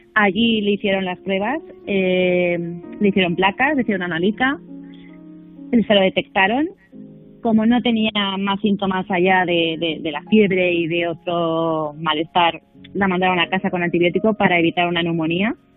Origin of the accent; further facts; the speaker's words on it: Valencia, Valencian Community, Spain; now in Palma de Mallorca, Spain; toda mi familia es de Valencia